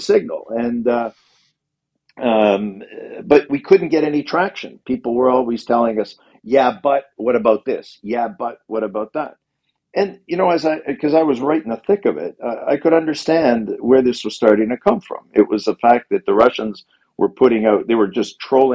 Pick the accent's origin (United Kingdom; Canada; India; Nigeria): Canada; moved away as an adult; also born or lived in Ukraine; now in Kyiv, Ukraine; we in Canada and North America and parts of Europe